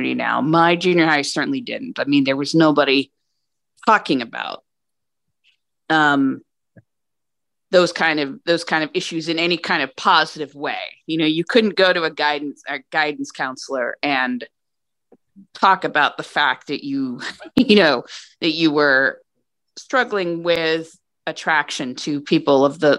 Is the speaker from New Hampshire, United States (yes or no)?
yes; New Hampshire, United States; I grew up in New Hampshire